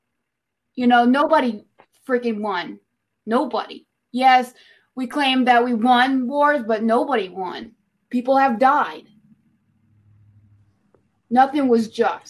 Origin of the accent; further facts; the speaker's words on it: United States; I'm an American